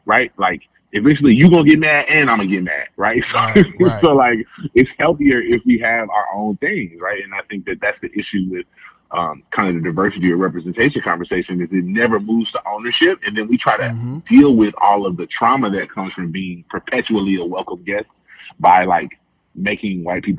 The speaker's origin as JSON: {"language": "English", "town": "Memphis", "region": "Tennessee", "country": "United States", "said": "I am from Memphis."}